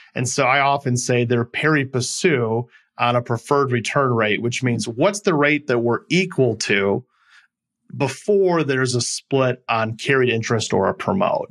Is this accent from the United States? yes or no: yes; Midwest, United States; moved away as an adult; also born or lived in California / Milwaukee; I'm originally from the Midwest and came back